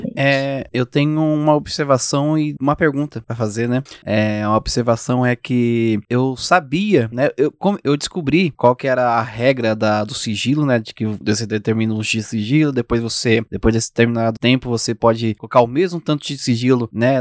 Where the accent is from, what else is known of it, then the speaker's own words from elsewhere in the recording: São Paulo, Brazil; como sou de São Paulo, já fiz muita pesquisa lá